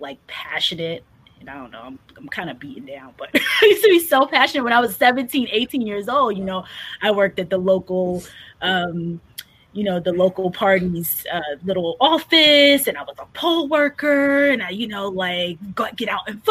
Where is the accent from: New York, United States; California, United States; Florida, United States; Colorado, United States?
New York, United States; I grew up in New York